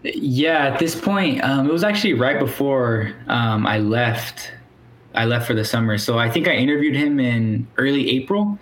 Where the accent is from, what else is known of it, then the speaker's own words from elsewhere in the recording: Springdale, Arkansas, United States; moved away; I'm from Northwest Arkansas, yeah. which if anyone's familiar of the University of Arkansas Fayetteville, mm-hmm. that's where you know that's around the area I'm from. Okay. Um, so my city specifically is called Springdale